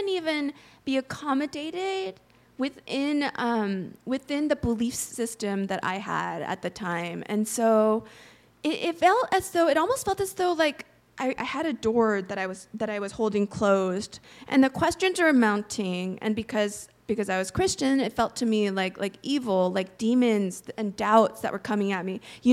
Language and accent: English; United States; also born or lived in Korea; I moved to the States from Korea when I was 3.